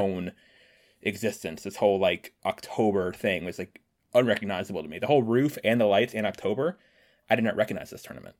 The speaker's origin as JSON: {"language": "English", "town": "Washington", "region": "District of Columbia", "country": "United States", "tie": "born or raised there"}